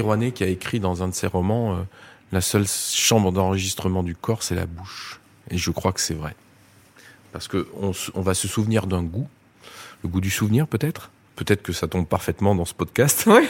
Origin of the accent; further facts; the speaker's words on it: Drôme, Auvergne-Rhône-Alpes, France; je suis né dans la Drôme